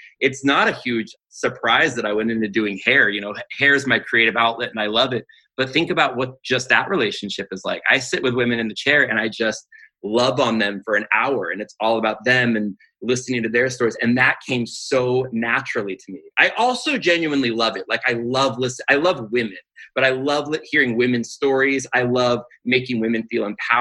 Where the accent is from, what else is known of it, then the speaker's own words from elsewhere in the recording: Pasadena, California, United States; I grew up in the Pasadena area.